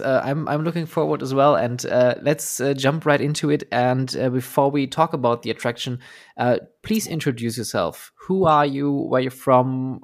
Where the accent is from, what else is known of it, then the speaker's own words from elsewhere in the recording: Oberhausen, North Rhine-Westphalia, Germany; Oberhausen for the Westfield Centro. Uh, yeah. Which is basically my hometown and my home area